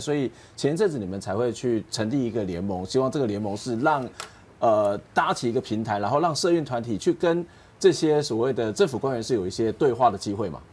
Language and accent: Chinese; Kaohsiung, Taiwan; 我自己也是从高雄长大